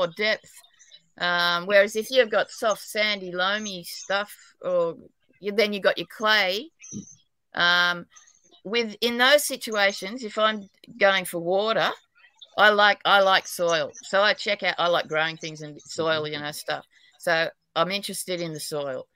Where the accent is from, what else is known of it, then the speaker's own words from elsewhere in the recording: New South Wales, Australia; I'm an Aussie, New South Wales, but apparently I've got a terrible accent even in Australia.